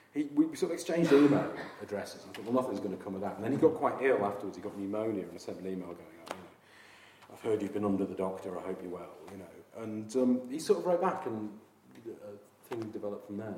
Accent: Yorkshire and the Humber, United Kingdom; also born or lived in Sunderland; now in Brighton, United Kingdom; I grew up in Yorkshire in the sort of 70s and early 80s.

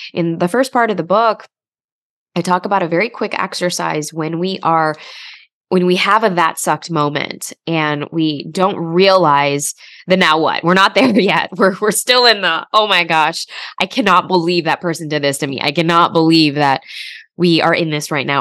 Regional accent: Chicago, Illinois, United States; I grew up in Chicago, um, you know, to immigrant parents.

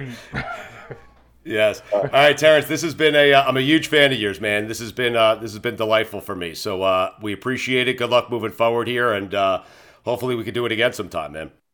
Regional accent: Port Washington, New York, United States; I'm from Port Washington, New York, man, Long Island

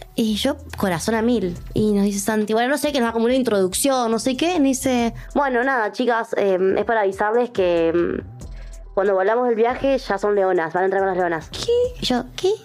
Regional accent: Córdoba, Argentina; moved away as an adult; now in Netherlands; yo soy de Córdoba y estaba acá en Buenos Aires con una concentración junior

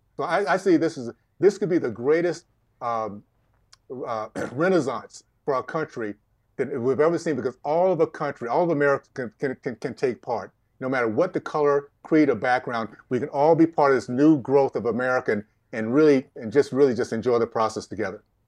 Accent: Tallahassee, Florida, United States; In Tallahassee, Tallahassee, Florida, Deep South Tallahassee, days of K K K, Jim Crow, uh, segregation

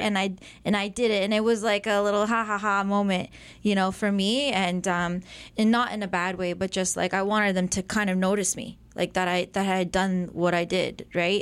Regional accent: Mississauga, Ontario, Canada; also born or lived in Erin, Ontario; So I started out in Mississauga

